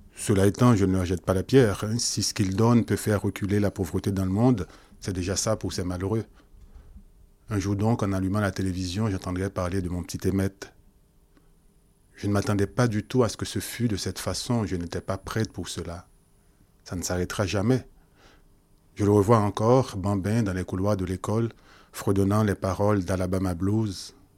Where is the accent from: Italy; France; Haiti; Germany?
Haiti; Port-au-Prince, Ouest; moved away; Je suis né plutôt